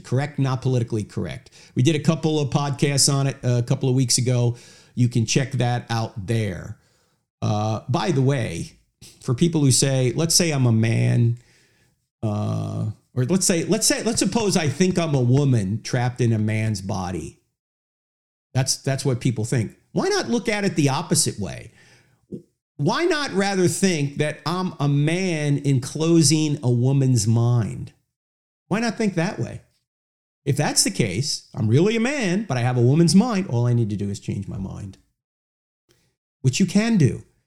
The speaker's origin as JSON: {"language": "English", "region": "New Jersey", "country": "United States", "said": "I'm from New Jersey."}